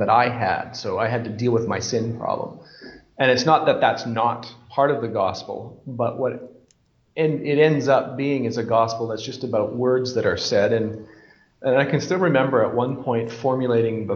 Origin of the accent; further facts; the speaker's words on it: Canada; moved away as an adult; also born or lived in Scotland; now in Bolivia; I'm from Canada